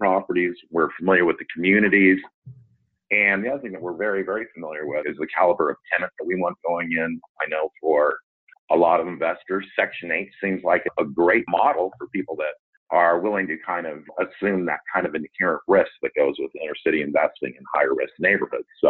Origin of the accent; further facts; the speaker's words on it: California, United States; moved away as an adult; also born or lived in Canada / Kansas City; now in Kansas City area, United States; born and raised in California during that housing boom out there in the 80s